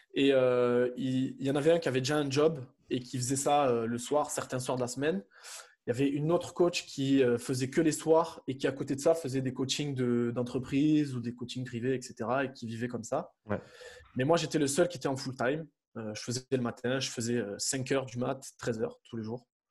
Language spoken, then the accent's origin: French; Avignon, Provence-Alpes-Côte d'Azur, France; moved away as an adult; also born or lived in Montpellier; je suis originaire d'Avignon